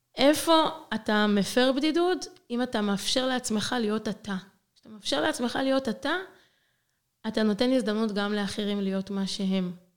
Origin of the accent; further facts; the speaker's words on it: Israel; moved away as an adult; now in Zagreb, Croatia; אני, ישראלית, הגעתי לארץ, עליתי לצפת